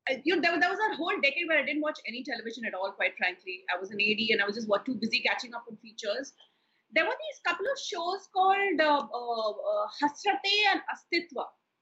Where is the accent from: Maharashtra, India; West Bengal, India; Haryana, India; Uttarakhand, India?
West Bengal, India; Kolkata; also born or lived in Hyderabad / Delhi; the only kind of television that I watched when I was growing up in Kolkata or in Hyderabad and Delhi was, you know, the DD shows